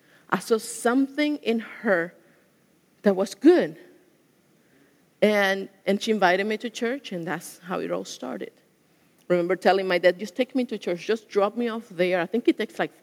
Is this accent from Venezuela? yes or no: yes; Venezuela; moved away; I went to a Catholic school. I'm from Venezuela